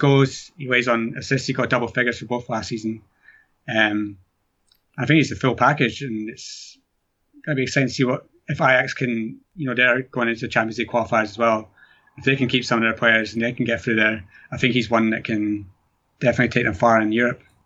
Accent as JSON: {"language": "English", "region": "Scotland", "country": "United Kingdom", "said": "being from Scotland"}